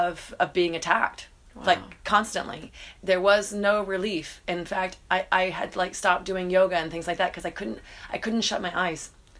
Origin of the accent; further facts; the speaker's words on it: Atlanta, Georgia, United States; In Atlanta, Georgia.